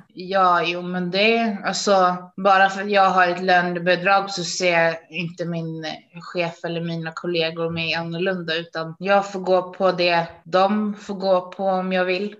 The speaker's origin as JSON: {"language": "Swedish", "town": "Uppsala", "region": "Uppsala County", "country": "Sweden", "said": "jag kommer ifrån Uppsala"}